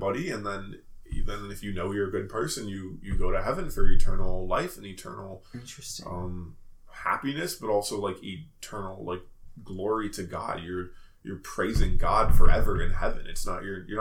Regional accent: California, United States; moved away; I'm from California

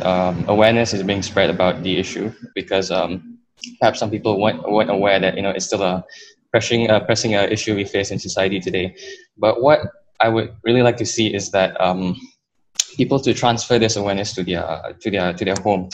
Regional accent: Malaysia; Just like Nick, I'm a Malaysian Indonesian as well.

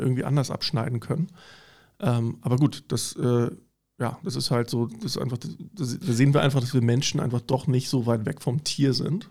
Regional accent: East Germany, Germany; ich bin sogar so groß geworden im Osten tatsächlich in der kleinen Bude

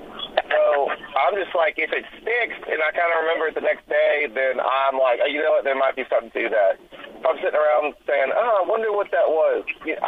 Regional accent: Memphis, Tennessee, United States; moved away; also born or lived in Columbia, Tennessee; I'm from Memphis originally

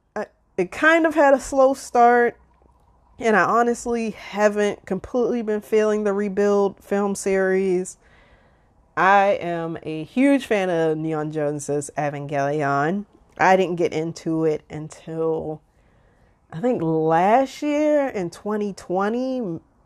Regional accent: Baltimore, Maryland, United States; I am originally from Baltimore. I live in Baltimore, Maryland

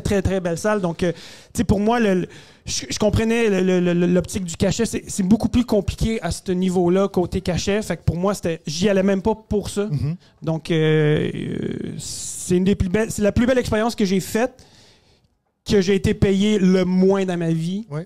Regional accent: Quebec, Canada; né au Québec, d'origine euh, égyptienne.

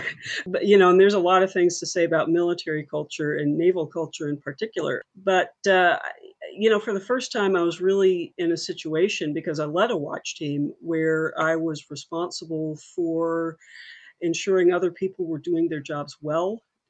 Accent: Alabama, United States; moved away as an adult; also born or lived in Massachusetts / Michigan; I grew up in Alabama

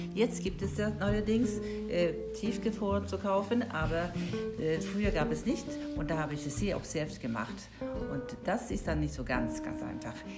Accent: Sweden; now in Germany; ich komme ja aus Schweden, von Anfang

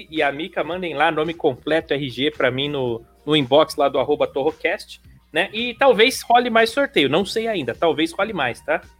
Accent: Rio de Janeiro, Brazil; É, eu sou do Rio

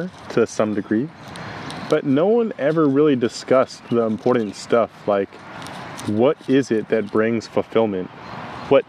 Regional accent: United States; I grew up in the United States, very traditional childhood, nothing out of the ordinary.

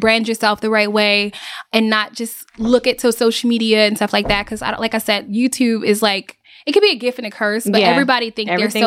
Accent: Baltimore, Maryland, United States; moved away as an adult; now in Atlanta, United States; I've been in Atlanta for 7 years. I'm from Baltimore, Maryland

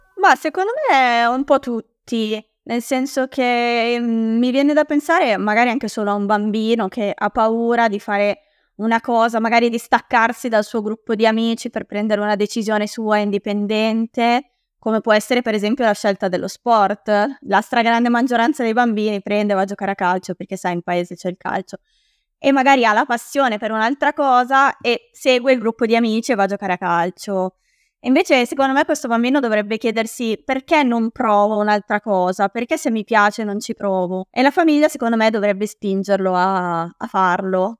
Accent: Bergamo, Lombardy, Italy; accent: Bergamasque; also born or lived in Milan; io in realtà sono originaria di Milano e ci siamo trasferiti a Bergamo quando ero alle scuole elementari

